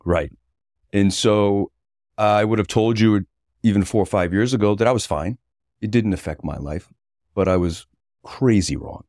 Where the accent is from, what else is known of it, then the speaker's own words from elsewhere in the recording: North Kingstown, Rhode Island, United States; also born or lived in Westerly, Rhode Island; I was born in Wesley, Rhode Island, quickly moved to, uh, North Kingstown, Rhode Island